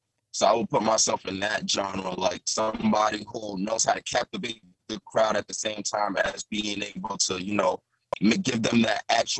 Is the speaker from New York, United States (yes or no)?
yes; New York City, New York, United States; I'm from Staten Island. Okay. Born and raised.